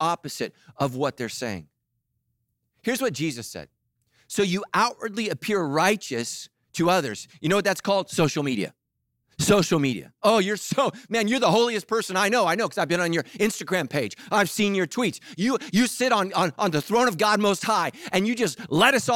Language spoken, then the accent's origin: English; Sacramento, California, United States; I grew up in Sacramento